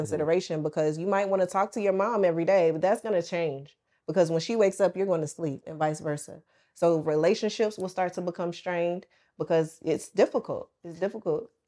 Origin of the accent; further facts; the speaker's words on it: the South, United States; moved away as an adult; also born or lived in Atlanta; now in Dubai, United Arab Emirates; I'm from the South. I'm a country girl.